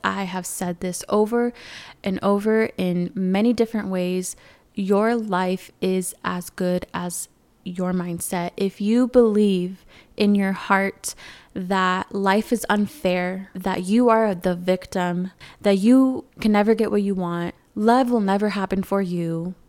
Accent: California, United States; moved away as an adult; now in Arizona, United States; I moved out of California, which is my home state

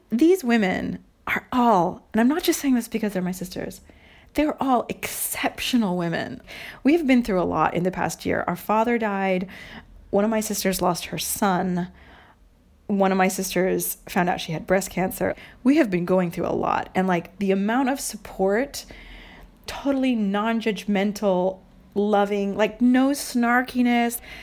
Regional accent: United States; moved away; also born or lived in Montreal, Canada

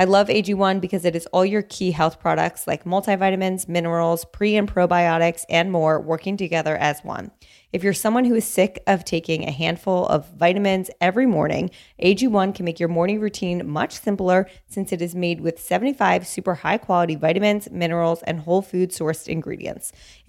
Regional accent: New Jersey, United States; also born or lived in New York; Well, I grew up in Jersey.

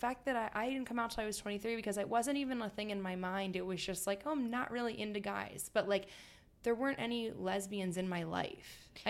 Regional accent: Villanova, Pennsylvania, United States; I'm from just outside of Philadelphia, like Villanova, Wayne area.

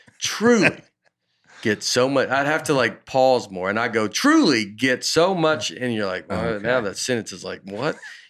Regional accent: Oklahoma, United States; I grew up in Oklahoma. My best friend's family owned a health food restaurant that was not far from where Garth and Trisha lived.

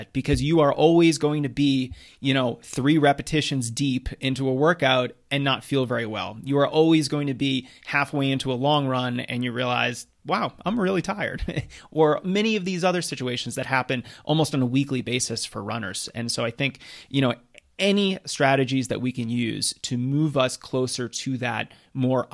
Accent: Massachusetts, United States; moved away; I'm originally from Massachusetts

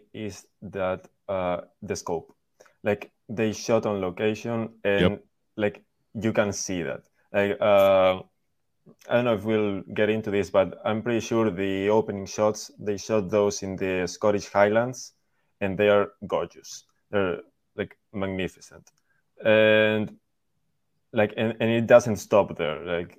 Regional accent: Spain; accent: Spanish; English is a second language; moved away; also born or lived in California; I'm from Spain.

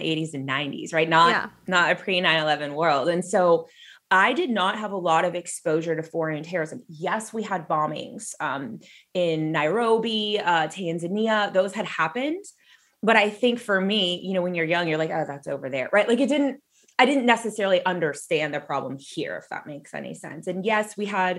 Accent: Southern California, United States; I grew up in Southern California.

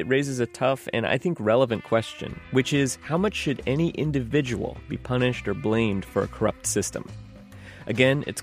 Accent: Virginia, United States; now in Chicago, United States; originally from Virginia

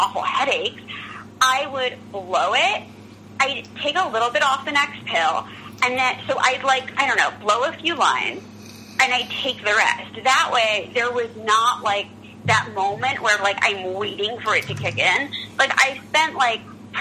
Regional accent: New York City, New York, United States; I'm from New York, and I'm from, you know, the Upper East Side

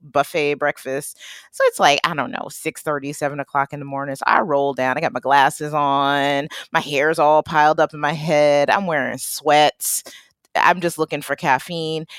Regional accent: Detroit, Michigan, United States; moved away; also born or lived in Boston; my real hometown too, Detroit

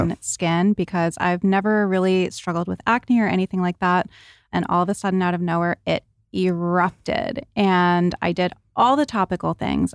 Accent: New England, United States; growing up in New England especially, we were in the tanning booth every day

